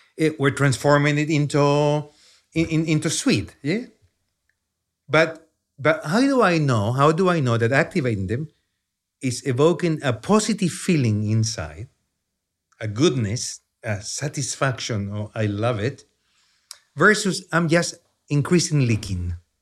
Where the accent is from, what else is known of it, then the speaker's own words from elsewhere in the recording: Chile; accent: heavy Chilean accent; English is a second language; moved away as an adult; now in United States; I grew up in Chile. That's where the accent comes from